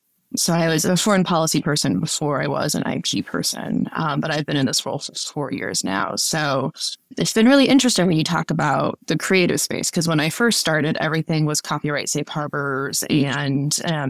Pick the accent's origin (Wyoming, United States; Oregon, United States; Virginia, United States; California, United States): Wyoming, United States; now in Washington, D.C., United States; I was born and raised in Wyoming.